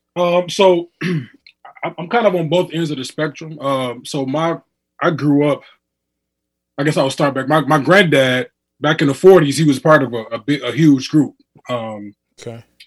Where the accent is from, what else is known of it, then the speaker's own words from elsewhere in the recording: Muskegon, Michigan, United States; I'm from Muskegon, Michigan.